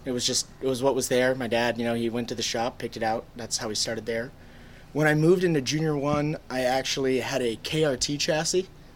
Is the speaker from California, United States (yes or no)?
yes; Northern California, United States; also born or lived in Indianapolis; I grew up in Northern California. I live now about 30 minutes from Sonoma Kart Track